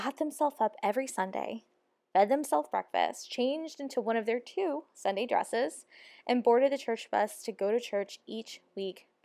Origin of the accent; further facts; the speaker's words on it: Ferguson, Missouri, United States; the church I grew up in was in Ferguson, Missouri